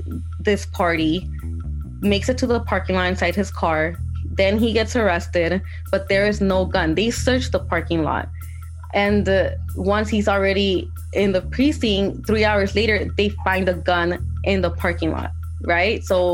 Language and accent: English; Inglewood, California, United States; That's the LA culture, especially for a young African-American male. Growing up in Inglewood, you know, that is the root of so many gangs right there.